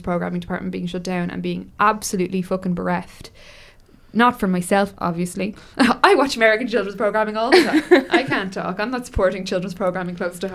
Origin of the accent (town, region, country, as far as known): Ireland